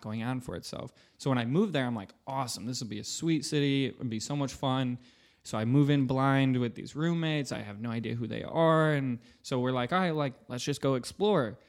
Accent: Michigan, United States; also born or lived in Grand Rapids, Michigan; I'm from Michigan

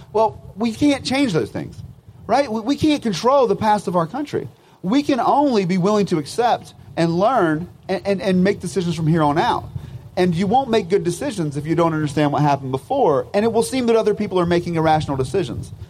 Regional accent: United States; as an American

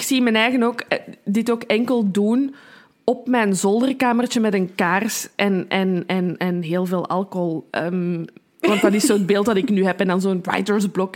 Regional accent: Brussels, Brussels-Capital Region, Belgium; als Brusselse

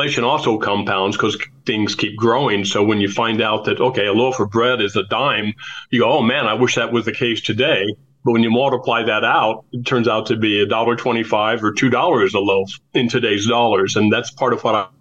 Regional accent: San Diego, California, United States; also born or lived in Anderson, Indiana; I grew up in San Diego

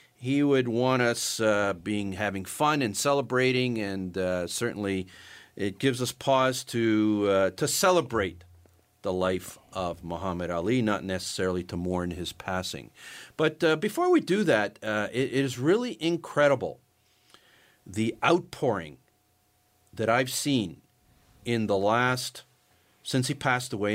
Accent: Canada; being Canadian

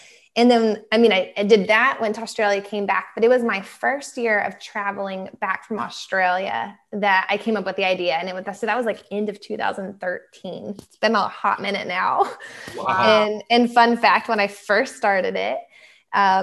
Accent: Texas, United States; growing up in Texas

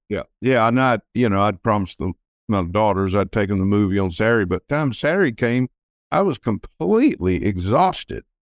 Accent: Texas City, Texas, United States; I grew up in Texas City, which is near Galveston, Texas, which is just south of Houston

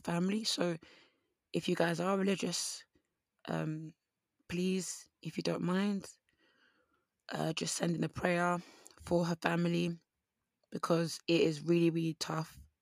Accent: Essex, East of England, United Kingdom; I'm from Essex because of my accent

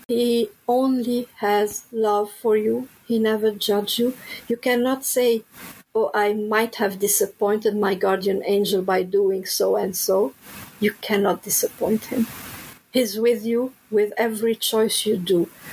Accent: Lebanon; moved away; I'm originally from Lebanon

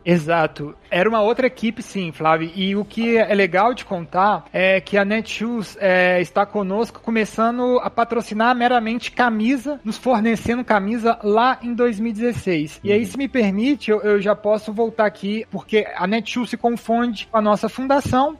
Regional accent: Minas Gerais, Brazil; todos os fundadores são, somos, nós somos mineiros

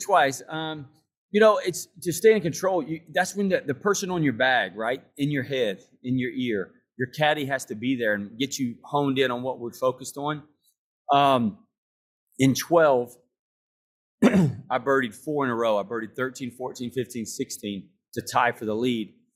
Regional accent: United States; I'm from America, I live in America

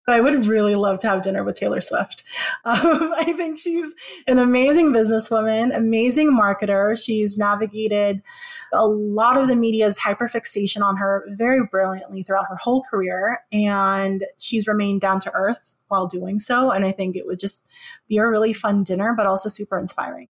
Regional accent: Philippines; moved away; the place that I was born.

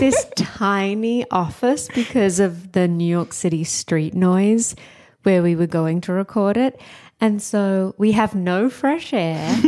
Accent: Australia; moved away as an adult; I'm Australian

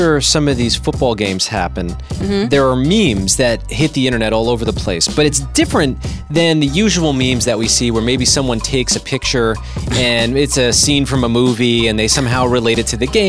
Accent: the New York area, United States; moved away as an adult; also born or lived in Boston; I grew up in the New York area. I've been around New York sports fans. I lived in Boston for 7 years.

